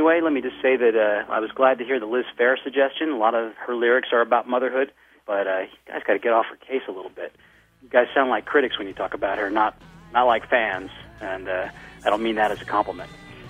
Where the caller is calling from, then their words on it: Paris, Île-de-France, France; This is Matt. I'm calling from Paris, France, where I download your podcast every week.